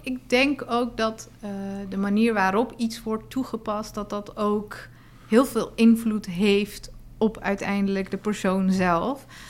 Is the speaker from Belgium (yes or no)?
no; Afghanistan; now in Netherlands; ik ben zelf ook geboren in Afghanistan en roots liggen daar.